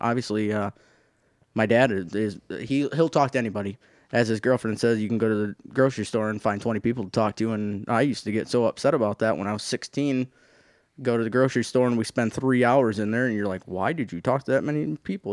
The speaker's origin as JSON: {"language": "English", "area": "the Thumb", "region": "Michigan", "country": "United States", "tie": "born or raised there", "said": "I grew up in Thumb"}